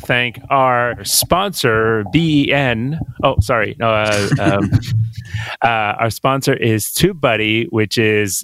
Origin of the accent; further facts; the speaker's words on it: Quebec, Canada; I'm born and raised Quebec. So I went to French school most of my life, and which is why I have this weird accent